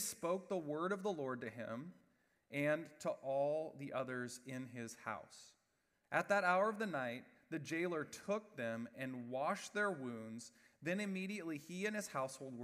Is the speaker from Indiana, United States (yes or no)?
yes; West Lafayette, Indiana, United States; I grew up in West Lafayette, Indiana